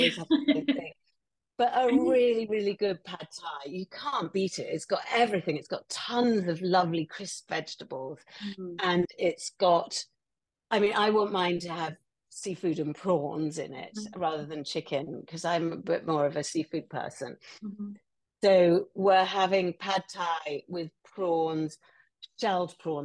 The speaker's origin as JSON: {"language": "English", "region": "England", "country": "United Kingdom", "said": "as an English woman, I feel like that represents my Englishness"}